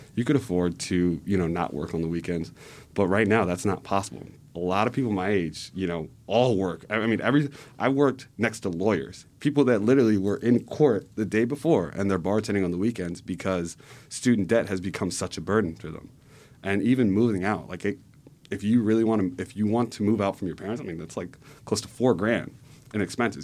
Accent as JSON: {"language": "English", "town": "Cheltenham", "region": "Pennsylvania", "country": "United States", "tie": "born or raised there", "also_born_or_lived": "California", "said": "growing up in Cheltenham, my parents, their, their outlook on life."}